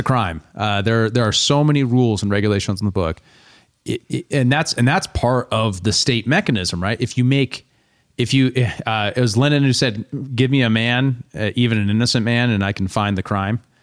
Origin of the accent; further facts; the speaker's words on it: United States; one of the things about being an American is that we are involved in all of it